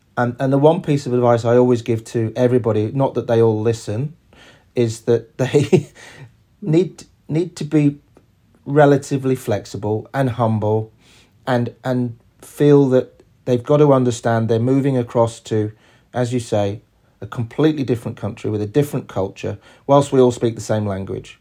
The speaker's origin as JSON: {"language": "English", "region": "England", "country": "United Kingdom", "also_born_or_lived": "New York", "moved": "as an adult", "lives_now": "Australia", "said": "We're both English"}